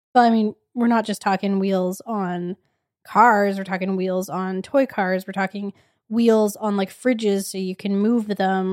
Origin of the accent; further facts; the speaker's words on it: Edmonton, Alberta, Canada; we are from Edmonton.